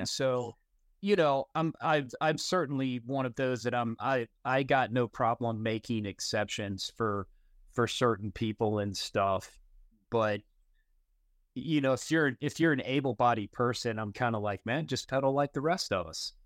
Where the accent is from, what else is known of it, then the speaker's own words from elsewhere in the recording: North Carolina, United States; I grew up in Carolina